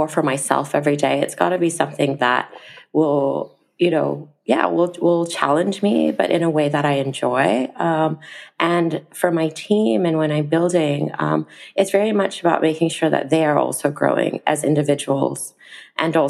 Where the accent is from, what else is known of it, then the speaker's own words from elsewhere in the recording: Malaysia; moved away as an adult; I wanted to be working, you know, in my home country as well